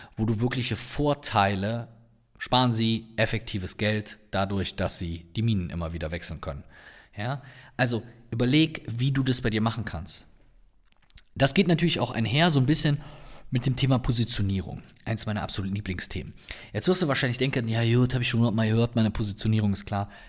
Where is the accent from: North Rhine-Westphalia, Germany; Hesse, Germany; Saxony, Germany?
North Rhine-Westphalia, Germany; Cologne; accent: Cologne (Kölner); meinen Kölner Akzent